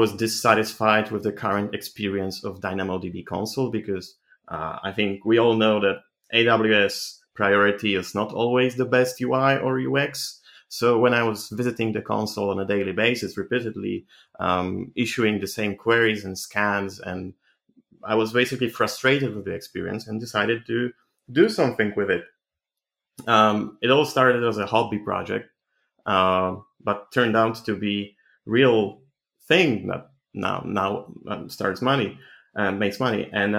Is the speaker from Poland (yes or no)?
yes; Poland; I'm 25 from Poland.